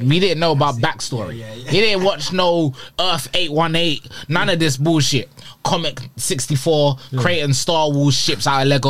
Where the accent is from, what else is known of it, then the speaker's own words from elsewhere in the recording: London, United Kingdom; also born or lived in Dubai; I grew up in South London.